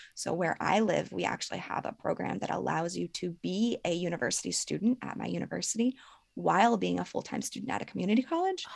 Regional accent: Ohio, United States; born or raised there; also born or lived in Vermont / West Virginia / Colorado / Ecuador

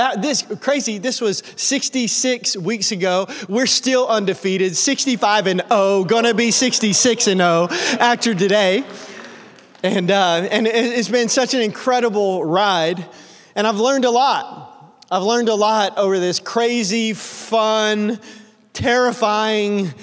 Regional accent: Middle Tennessee, United States; moved away as an adult; also born or lived in Oklahoma / Texas / Alabama; now in Cincinnati, United States; I grew up in Middle Tennessee

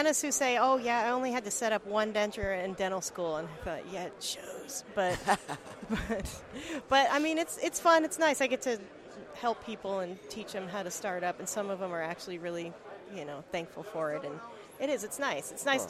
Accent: Colorado, United States; also born or lived in Texas; now in Virginia, United States; I'm from Colorado

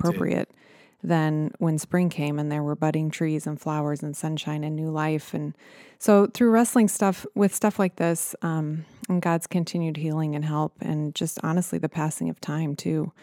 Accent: Nebraska, United States; I was a small town girl from Nebraska

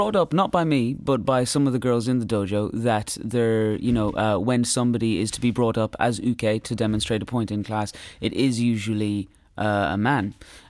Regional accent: Ireland; I think with being Irish as well, there's sort of like. We have a sense of not sticking your neck out.

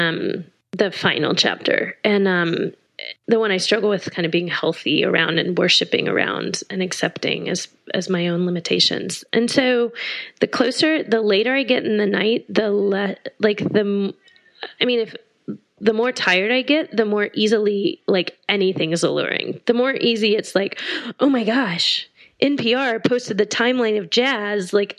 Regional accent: Austin, Texas, United States; I grew up in Texas. I grew up in Austin

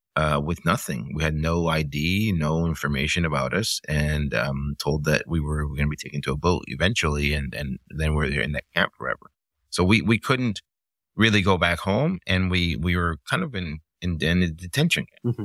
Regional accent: Miami, Florida, United States; also born or lived in Cuba; it's sort of from the time that I left, and I grew up in Miami in the 80s, I kept processing these images, like, why did we leave?

